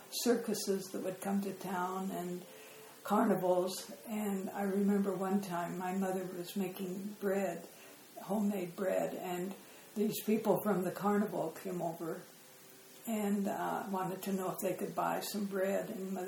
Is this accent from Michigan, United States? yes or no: no; Riverton, Wyoming, United States; also born or lived in Scottsbluff, Nebraska; I grew up in Wyoming.